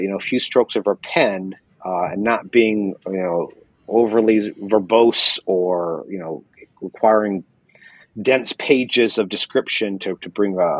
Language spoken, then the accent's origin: English; St. Louis, Missouri, United States; moved away as an adult; also born or lived in Sacramento; I grew up in St. Louis.